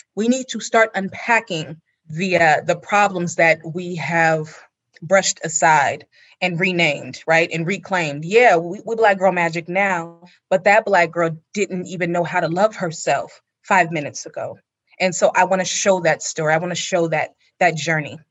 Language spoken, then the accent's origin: English; California, United States; my own childhood memories growing up in California